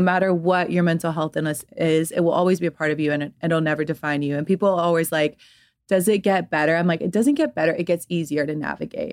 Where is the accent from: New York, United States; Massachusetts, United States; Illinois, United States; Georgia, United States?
Georgia, United States; Atlanta; also born or lived in London; grew up in Atlanta, Georgia